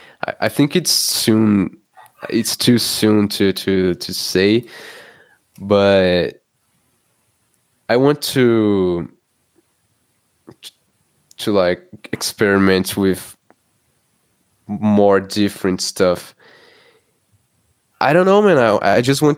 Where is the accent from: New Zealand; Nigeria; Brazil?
Brazil; Growing up in Brazil